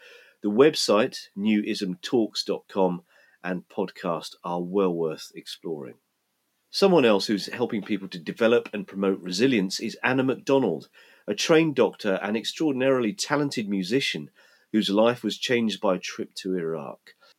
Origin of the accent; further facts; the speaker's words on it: Hertfordshire, East of England, United Kingdom; moved away; also born or lived in Fife, Scotland / London; I was born in Fife and have lived in Scotland for most of my life, but I went to school in Hertfordshire and began my career in London.